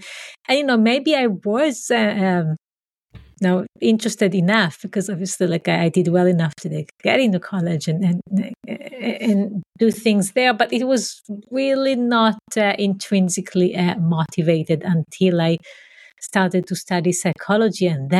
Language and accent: English; Israel; But first I grew up in Israel, in a community that is very different than where I am now. So it was a small community, a socialist community where we walked the land and had farming and animals and so on.